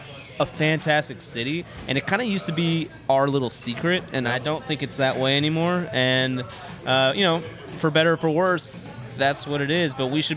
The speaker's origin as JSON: {"language": "English", "town": "Houston", "region": "Texas", "country": "United States", "tie": "born or raised there", "said": "I'm born and raised in Houston as well."}